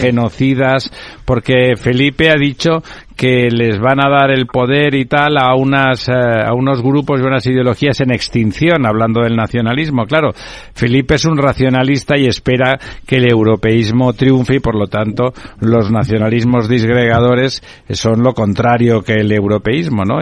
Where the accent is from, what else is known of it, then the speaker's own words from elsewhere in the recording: Catalonia, Spain; yo soy catalán, hablo perfectamente, soy bilingüe